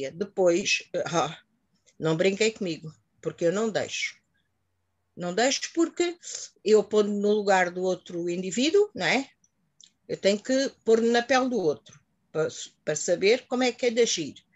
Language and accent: Portuguese; Mozambique; now in Portugal; vim de Moçambique em que ali vivia-se de uma maneira completamente diferente. Agora aqui em Portugal, que já estou há 40 anos, estou mais tempo aqui em Portugal do que em Moçambique